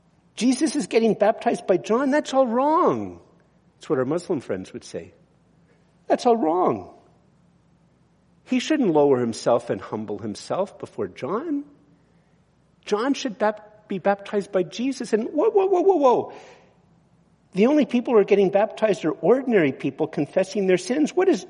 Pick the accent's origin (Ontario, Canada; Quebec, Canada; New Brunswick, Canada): Quebec, Canada; Montreal; Actually, I'm not from Brudenell. I'm from Montreal, but you get the point.